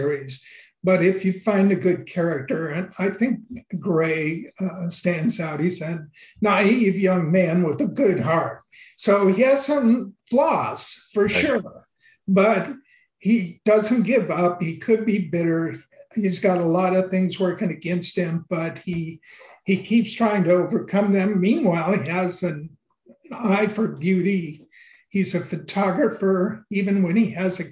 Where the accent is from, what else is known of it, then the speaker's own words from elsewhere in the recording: the Northwest, Pacific Northwest, United States; also born or lived in Washington; now in California, United States; growing up in the Northwest, but even after I moved to California